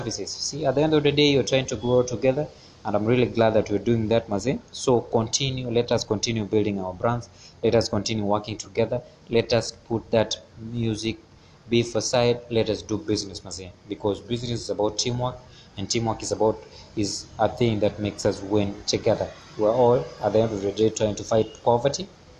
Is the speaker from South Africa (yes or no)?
no; Kenya; as a Kenyan artist, as a Kenyan creative.